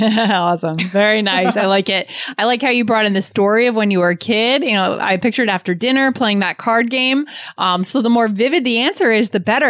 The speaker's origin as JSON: {"language": "English", "region": "New Hampshire", "country": "United States", "tie": "born or raised there", "said": "I was growing up in New Hampshire, I grew up in kind of a suburban rural area."}